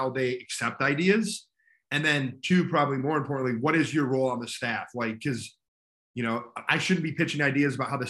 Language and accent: English; Grand Blanc, Michigan, United States; moved away; I'm originally from Grand Blanc, Michigan, which is right outside of Flint. Obviously, a basketball hotbed when I was growing up.